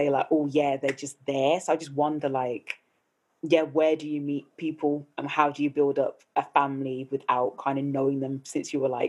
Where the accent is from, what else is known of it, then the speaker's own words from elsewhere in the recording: Birmingham, West Midlands, United Kingdom; Aston, Birmingham.